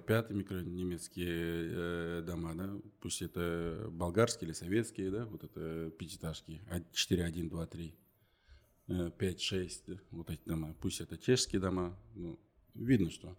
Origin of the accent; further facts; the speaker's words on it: Kaztalovka District, West Kazakhstan Region, Kazakhstan; also born or lived in Uralsk; now in Aksay, Kazakhstan; я уроженец нашей области, западно-казахстанский. Uh-huh. Косталовский район. Угу. Раньше был такой колхоз имени Ленина, поселок Березина